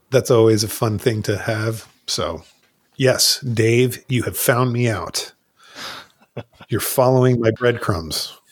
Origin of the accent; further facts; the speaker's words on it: New Jersey, United States; I moved from, when I was, like, ten years old, I moved from North Jersey to South Jersey